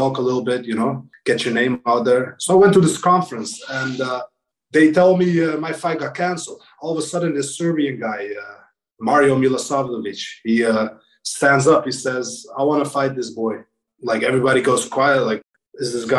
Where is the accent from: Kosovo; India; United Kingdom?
Kosovo; moved away; I'm from Kosovo, and we were in a war, like in 1994 to 1998